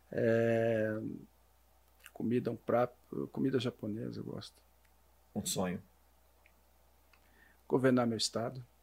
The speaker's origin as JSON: {"language": "Portuguese", "town": "Curitiba", "region": "Paraná", "country": "Brazil", "tie": "born or raised there", "moved": "yes", "lives_now": "Balneário Camboriú, Brazil", "said": "Nasci no Paraná, nasci"}